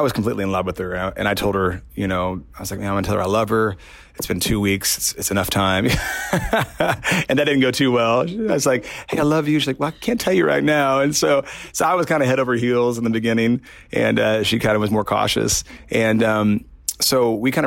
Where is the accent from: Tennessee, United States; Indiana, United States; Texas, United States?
Indiana, United States; I'm from Indiana